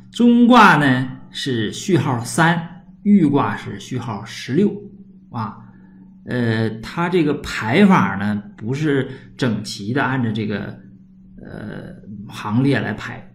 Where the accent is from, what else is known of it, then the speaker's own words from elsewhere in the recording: Northeast China, China; accent: Northeastern Mandarin; 我们东北话叫屯儿